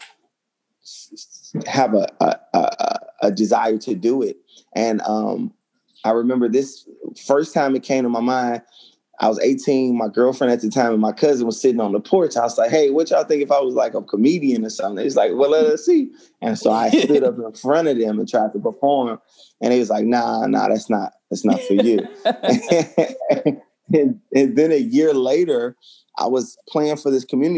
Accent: Chicago, Illinois, United States; moved away as an adult; now in Los Angeles, United States; where I'm from, but I live in LA. But yes, my hometown for sure is Chicago

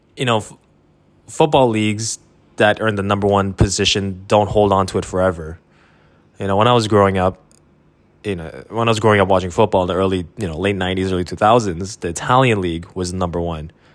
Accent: Quebec, Canada; I grew up in Quebec

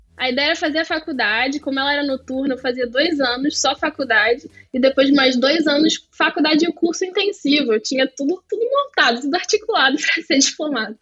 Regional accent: Rio de Janeiro, Brazil; Sou nascida e criada no Rio

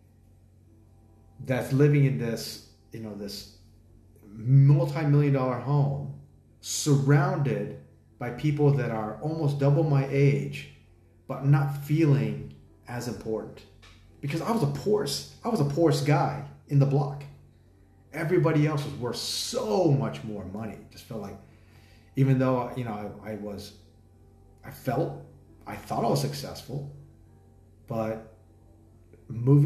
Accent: United States; now in Thailand; I'm American

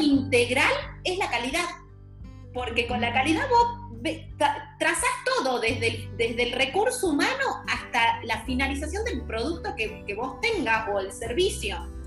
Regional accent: northern interior of Argentina, northern Argentina, Argentina; now in Panama; soy del interior de Argentina, del norte

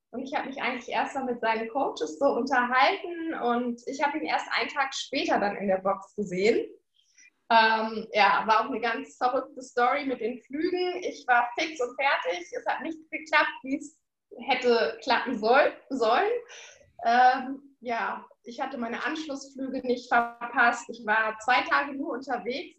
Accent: Berlin, Germany; in Berlin, in meiner Heimat

